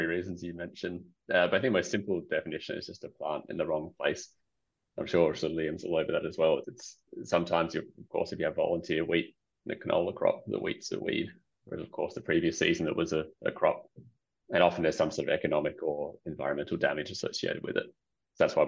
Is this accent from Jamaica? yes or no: no; Perth, Western Australia, Australia; I grew up in Perth.